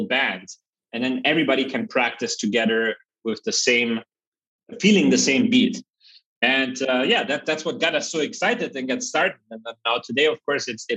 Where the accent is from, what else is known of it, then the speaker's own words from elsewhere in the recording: Germany; also born or lived in Berlin; I grew up in Germany in a very small village with 600 people